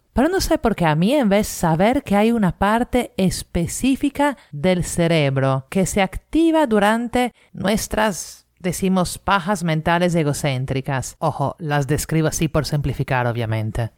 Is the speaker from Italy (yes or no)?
yes; Italy; now in Lima, Peru; italiana en Lima